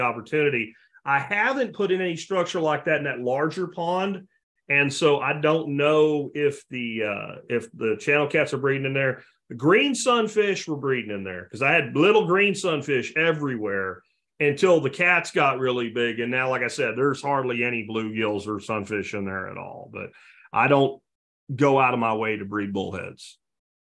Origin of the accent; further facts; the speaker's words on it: Jacksonville, Florida, United States; moved away; from Jacksonville, Florida, way back. I mean, I grew up on eating catfish